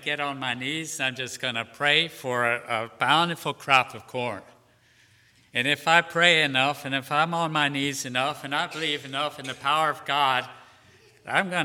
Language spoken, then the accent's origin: English; Pennsylvania, United States; now in Shenandoah Valley, United States; I grew up in Pennsylvania